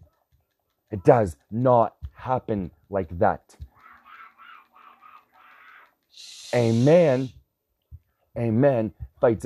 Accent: United States; as an American citizen, I am seriously considering giving up my American citizenship

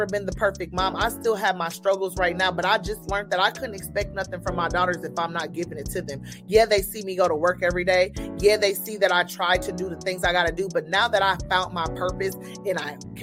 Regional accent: Niles, Michigan, United States; also born or lived in Terre Haute; now in Indianapolis, United States; I'm from Niles, and it's Niles, Michigan. It's a small

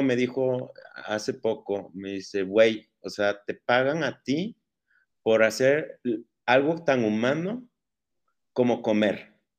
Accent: Veracruz, Mexico; moved away as an adult; also born or lived in Puebla / Barcelona / León; now in Guadalajara, Mexico; Yo soy nacido en Veracruz, ahí viví mis primeros 18 años.

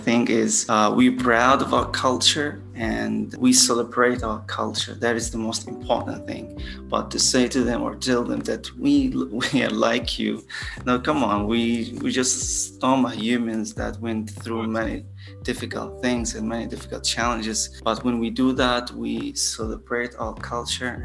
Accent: Gaza, Gaza Strip, Palestine; I grew up here in Gaza.

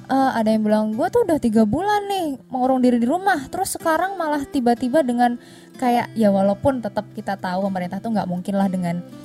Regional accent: Cilacap, Central Java, Indonesia; moved away as an adult; aku kan dari Cilacap maksudnya masih satu pulau

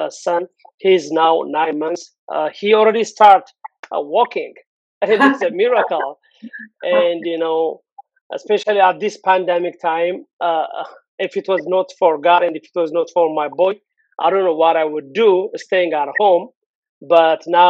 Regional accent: Addis Ababa, Ethiopia; moved away; born and raised in Addis

